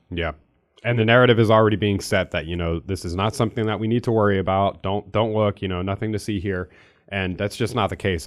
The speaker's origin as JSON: {"language": "English", "region": "Pennsylvania", "country": "United States", "moved": "yes", "lives_now": "Missouri, United States", "said": "I'm from Pennsylvania, I don't live there anymore"}